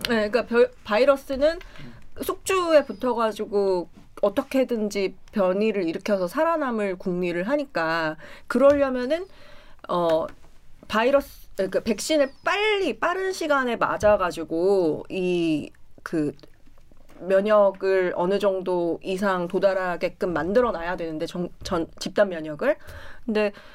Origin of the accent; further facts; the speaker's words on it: Cheongju, North Chungcheong, South Korea; 저 청주 출신인데